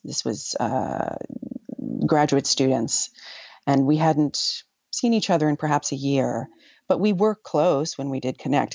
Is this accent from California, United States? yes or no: no; New York, United States; also born or lived in West Africa; as a New Yorker